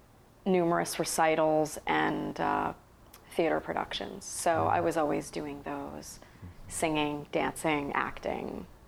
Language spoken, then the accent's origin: English; Trumbull, Connecticut, United States; I grew up in Trumbull, Connecticut.